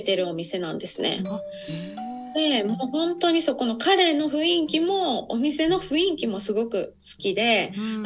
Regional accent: Osaka, Japan; 私の地元、本当にすごい田舎の方なので

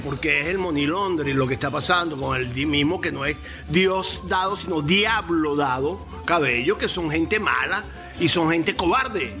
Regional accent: Venezuela; now in United States; tengo entendido como venezolano

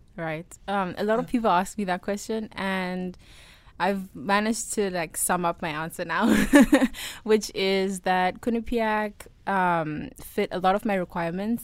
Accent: South Africa; moved away as an adult; now in United States; I miss the maize from back home

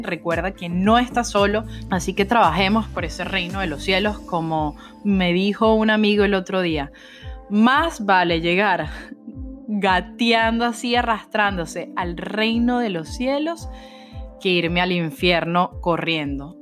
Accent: Venezuela; como buena venezolana

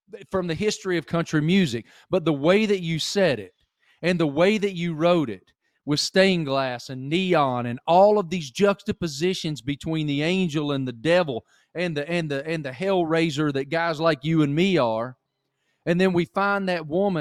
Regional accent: Appalachia, United States; now in Charlotte, United States; I grew up in Appalachia

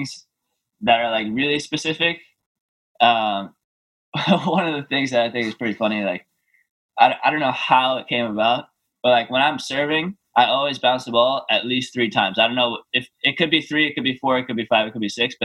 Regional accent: New York, United States; I was born in New York. My parents live there

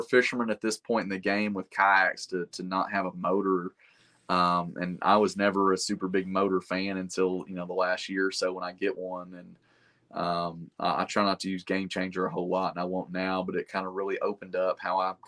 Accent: Chattanooga area, Tennessee, United States; in what is essentially my hometown

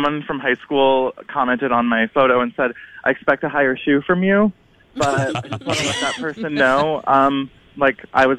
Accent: Minnesota, United States; I'm from Minnesota

